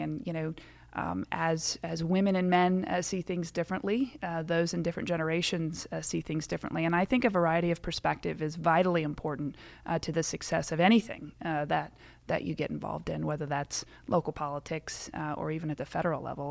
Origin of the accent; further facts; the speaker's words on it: Syracuse, Indiana, United States; moved away as an adult; now in Findlay, United States; I'm originally from Syracuse, Indiana